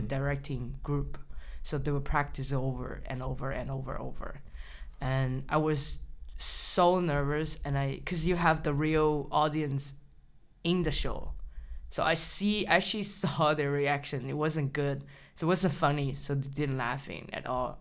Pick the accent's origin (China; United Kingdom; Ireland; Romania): China; English is a second language; moved away as an adult; I grew up in China, mm -hmm. so I spent at least eighteen years in China.